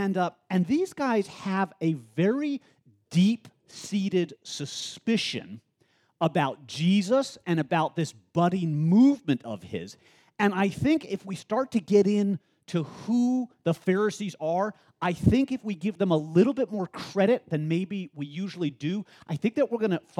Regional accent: the South, United States; I'm really big into y'all. That's not because I'm a Southerner, and I'm not really trying to affect the Southerner thing.

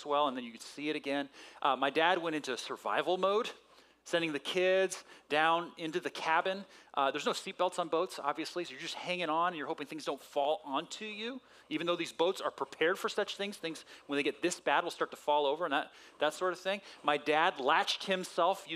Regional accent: San Diego, California, United States; Growing up in San Diego when I was a little guy

